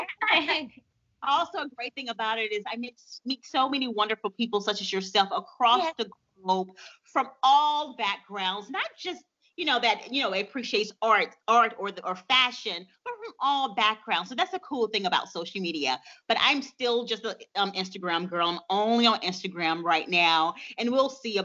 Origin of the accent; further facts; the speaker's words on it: Montgomery, Alabama, United States; at the age of 15 in my hometown, Montgomery, Alabama